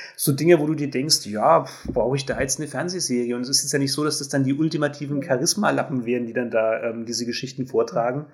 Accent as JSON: {"language": "German", "country": "Germany", "said": "ich bin Deutsche"}